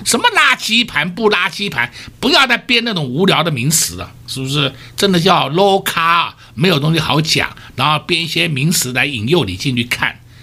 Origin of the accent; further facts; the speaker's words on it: Taiwan; 我们台湾人民